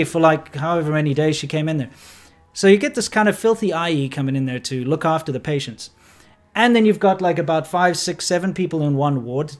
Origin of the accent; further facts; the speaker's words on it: Johannesburg, Gauteng, South Africa; moved away; also born or lived in Cape Town / China; when I was about ten, uh, we moved to Johannesburg and ended up living in Chartwell